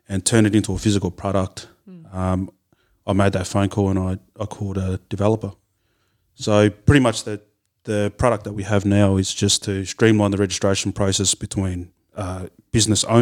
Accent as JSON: {"language": "English", "country": "Australia", "tie": "born or raised there", "moved": "yes", "said": "growing up in Romville"}